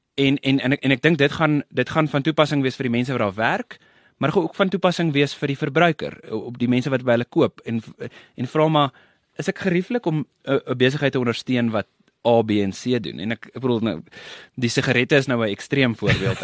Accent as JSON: {"language": "Afrikaans", "town": "Pretoria", "region": "Gauteng", "country": "South Africa", "tie": "born or raised there", "said": "Ek het uh groot geword en gebore, groot geword, geswat daar in Pretoria"}